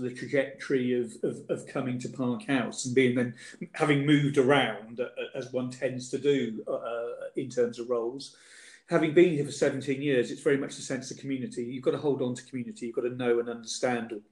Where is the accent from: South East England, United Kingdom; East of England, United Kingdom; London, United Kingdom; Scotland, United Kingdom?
South East England, United Kingdom; Reading; I'm a local boy. I grew up in Reading